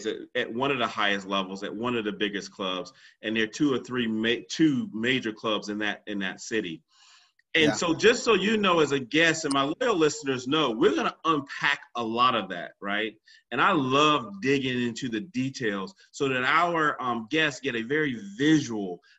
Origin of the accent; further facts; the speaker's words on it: Cary, North Carolina, United States; Cary, North Carolina, where I'm from.